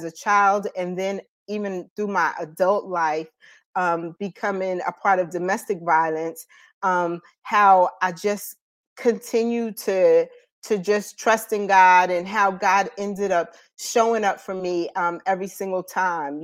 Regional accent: Paterson, New Jersey, United States; moved away as an adult; now in North Carolina, United States; I am an alumni of Eastside High School from Paterson, New Jersey. So that's where I'm originally from

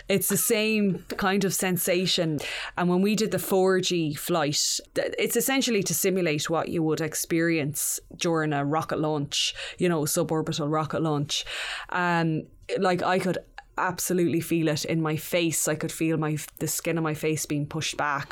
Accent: Mayo, Connacht, Ireland; that eleven-year-old growing up in Mayo

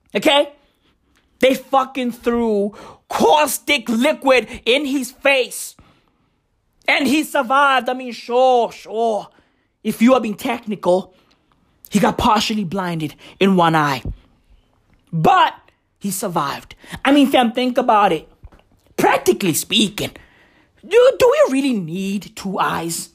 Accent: South Africa; I'm South African.

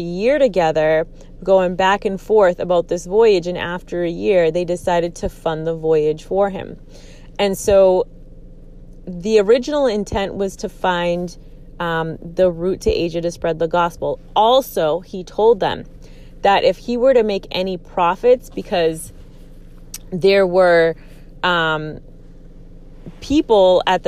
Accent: Aguadilla, Puerto Rico; now in United States; I grew up in Puerto Rico. I grew up here in the States and in Puerto Rico.

